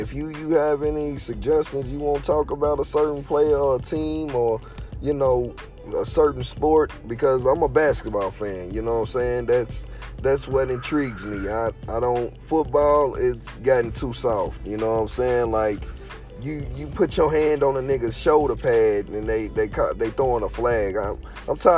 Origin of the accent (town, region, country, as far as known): Louisville, Kentucky, United States; born or raised there